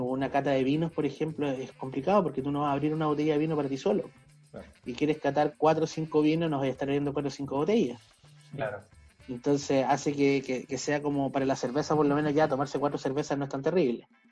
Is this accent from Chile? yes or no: yes; Chile; acá en Chile, yo creo que hasta los 90, 2000, lo único que nosotros veíamos en todas partes era cerveza eh, industrial, ¿cierto? En el caso de Chile, escudo, cristal, eran, o sea, yo me acuerdo cuando chico